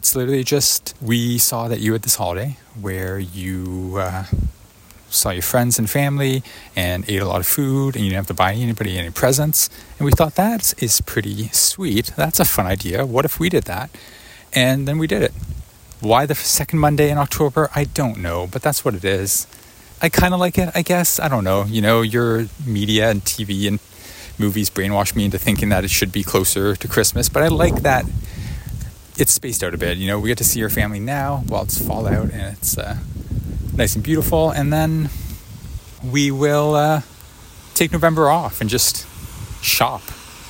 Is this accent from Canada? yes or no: yes; Canada; I apologize. I am Canadian.